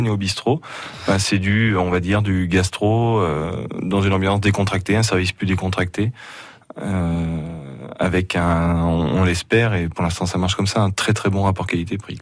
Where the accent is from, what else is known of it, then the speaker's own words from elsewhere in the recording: Auvergne-Rhône-Alpes, France; je suis auvergnat